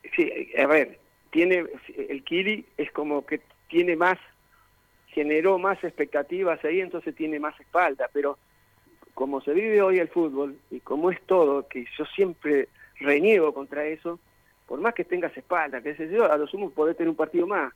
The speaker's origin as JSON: {"language": "Spanish", "town": "Corral de Bustos", "region": "Córdoba", "country": "Argentina", "said": "yo soy de Corral de Gusto"}